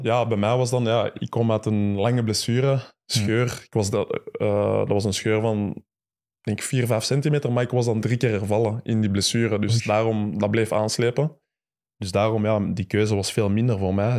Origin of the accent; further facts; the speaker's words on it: Mechelen, Flanders, Belgium; ik ben in Mechelen geboren, ik kom vandaar